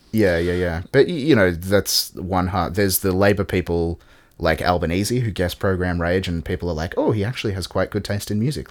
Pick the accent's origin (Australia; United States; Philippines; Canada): Australia